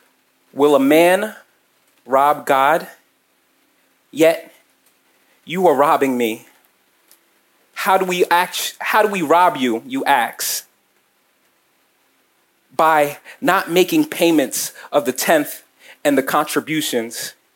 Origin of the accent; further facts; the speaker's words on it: Nigeria; And if you can't tell, I'm Nigerian. Shout out to my Nigerians, shout out to my Africans out here.